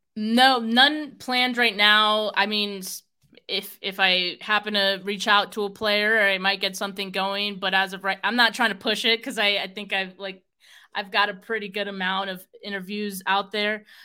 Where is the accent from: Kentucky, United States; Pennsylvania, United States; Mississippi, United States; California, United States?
California, United States; Bay Area; I'm from the Bay Area